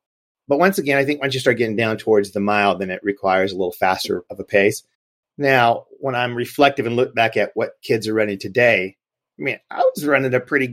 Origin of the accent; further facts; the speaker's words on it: Gary, Indiana, United States; growing up in Gary, Indiana, we did it all